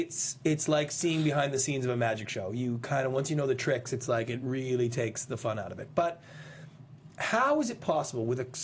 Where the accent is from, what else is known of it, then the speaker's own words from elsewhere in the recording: Canada; now in United States; I'm a Canadian. I immigrated to this country. I'm in love with America. I always have been since I was 8 years old.